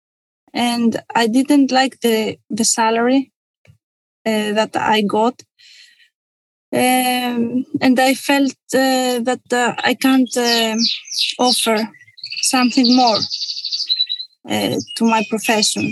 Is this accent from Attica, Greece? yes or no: no; Kalamata, Peloponnese, Greece; moved away as an adult; I was born in Kalamata in 1984